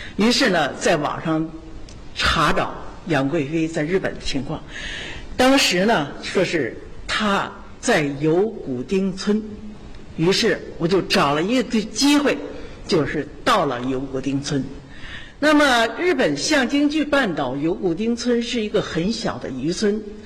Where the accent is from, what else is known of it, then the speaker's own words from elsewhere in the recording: Zhouzhi, Shaanxi, China; 我来自陕西，来自周至县